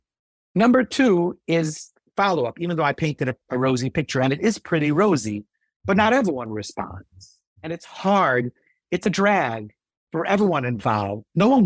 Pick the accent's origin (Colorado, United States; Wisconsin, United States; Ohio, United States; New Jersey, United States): New Jersey, United States; East Brunswick; So, you know, growing up in East Brunswick, I did grow up a lot there, but like being around in East Brunswick, I had the opportunity to meet a lot of great people.